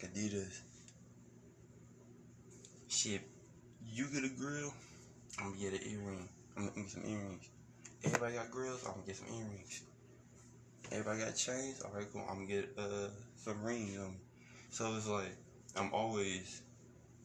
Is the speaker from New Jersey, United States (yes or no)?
no; Beaumont, Texas, United States; where I come from is, I was born in Beaumont, Texas, west side, Beaumont. Really came from the mud